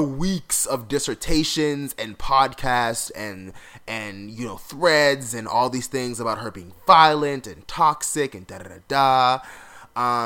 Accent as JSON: {"language": "English", "region": "South Florida", "country": "United States", "tie": "born or raised there", "said": "I grew up in South Florida"}